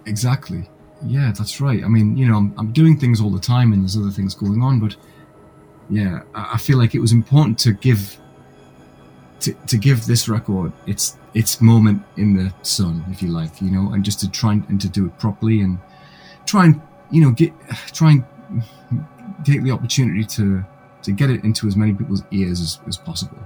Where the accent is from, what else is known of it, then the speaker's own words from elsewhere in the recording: Gateshead, North East England, United Kingdom; now in Leeds, United Kingdom; I'm actually originally from a city about 100 miles north um, called Gateshead